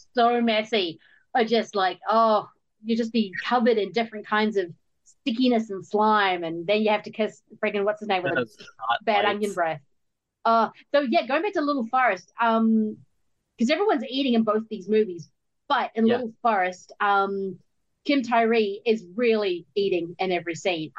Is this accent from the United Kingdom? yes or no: no; New Zealand; I'm a New Zealander.